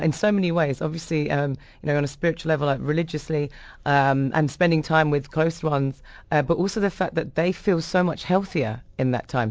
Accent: London, United Kingdom; born or raised there

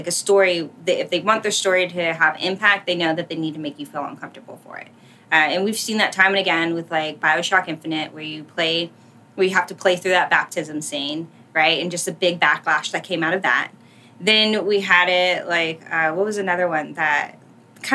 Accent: United States; as an American

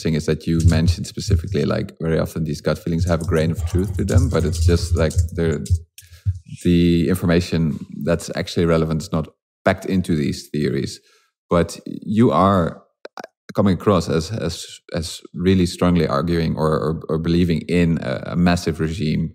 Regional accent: Netherlands; I'm from the Netherlands myself

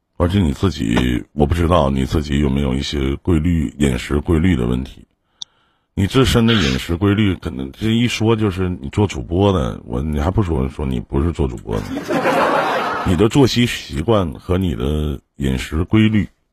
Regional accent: Northeast China, China; 我们东北这边

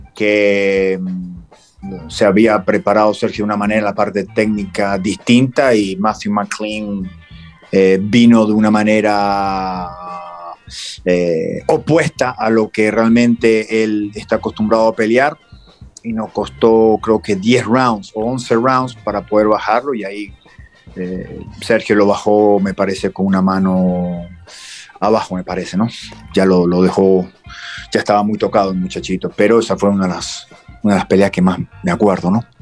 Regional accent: Argentina; los argentinos ya, estamos acostumbrados a ir de visitante

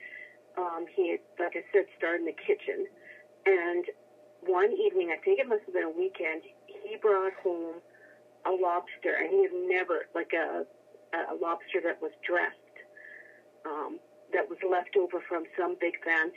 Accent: Cudworth, Saskatchewan, Canada; from Cudworth

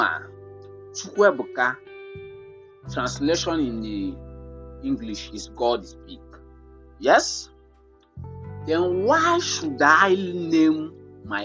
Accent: Enugu-Ezike, Enugu State, Nigeria; I'm from Enugu Ezike. Enugu Ezike. That is where I'm coming from.

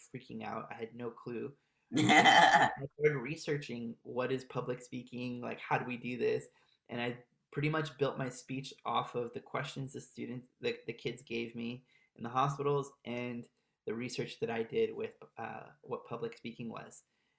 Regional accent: Maryland, United States; moved away as an adult; also born or lived in Montreal, Canada; I grew up in Maryland

